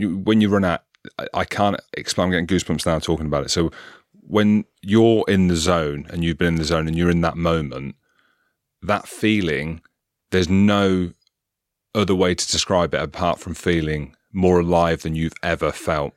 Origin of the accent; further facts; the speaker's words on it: Coventry, West Midlands, United Kingdom; I grew up in Coventry in the Midlands.